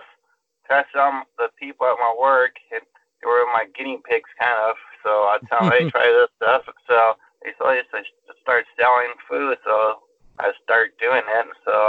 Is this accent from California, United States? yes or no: yes; Norwalk, California, United States; also born or lived in Whittier, California; I grew up in Norwalk, but now I'm in Whittier. So in Whittier, then I went to Santa Fe High School. I never moved out. Still in the same area. Last 37 years.